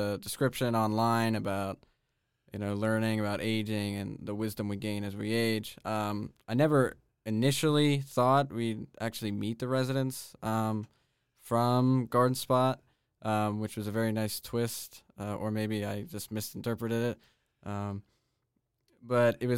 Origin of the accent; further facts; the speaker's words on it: Newport, Pennsylvania, United States; I am from Newport, Pennsylvania